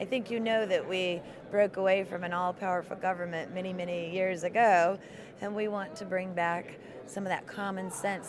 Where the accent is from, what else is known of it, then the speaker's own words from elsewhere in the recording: Apache Junction, Arizona, United States; I come from Apache Junction, Arizona.